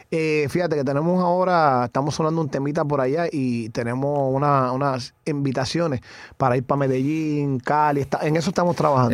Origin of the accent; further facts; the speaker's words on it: Naguabo, Puerto Rico; yo me crié en Nahuabo, el pueblo Nahuabo, el barrio Duque, con mis abuelos.